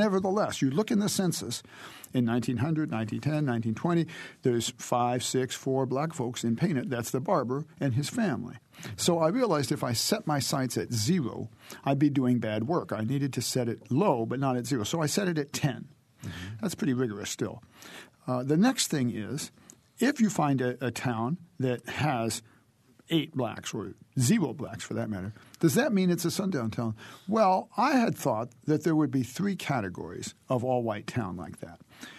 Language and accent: English; Decatur, Illinois, United States; moved away; I grew up in Illinois and in Decatur, Illinois.